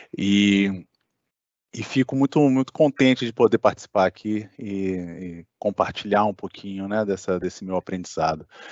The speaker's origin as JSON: {"language": "Portuguese", "town": "Brasília", "region": "Federal District", "country": "Brazil", "tie": "born or raised there", "also_born_or_lived": "Santa Catarina", "moved": "as an adult", "said": "eu sou natural de Brasília"}